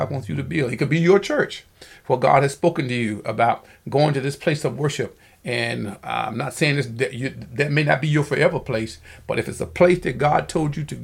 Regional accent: Alabama, United States; moved away as an adult; when I came over here from Alabama after I got out of school and began to look for a job

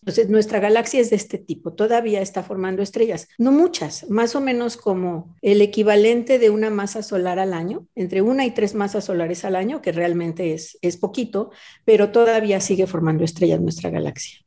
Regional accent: Mexico City, Mexico; moved away; yo nací y viví en la Ciudad de México, pues yo creo que como tres décadas

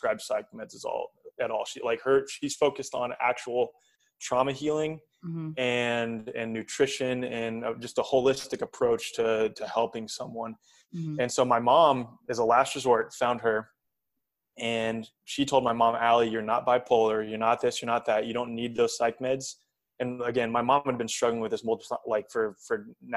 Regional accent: United States; growing up in the United States

